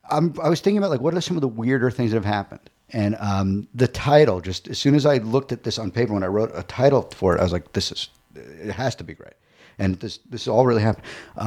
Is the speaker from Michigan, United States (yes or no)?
no; Long Island, New York, United States; Long Island.